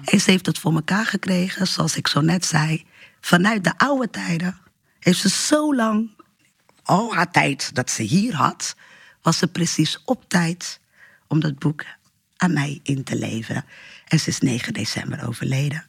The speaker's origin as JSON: {"language": "Dutch", "country": "Portugal", "tie": "born or raised there", "moved": "yes", "lives_now": "Rotterdam, Netherlands", "said": "ik ben geboren in Portugal. Ik woon nu in Rotterdam."}